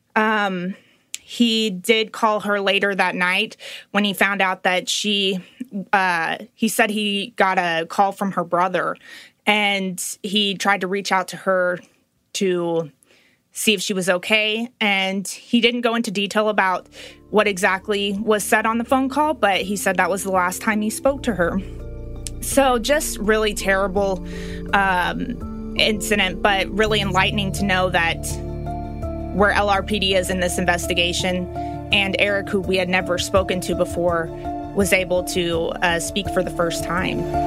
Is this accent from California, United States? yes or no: no; Little Rock, Arkansas, United States; I am from Little Rock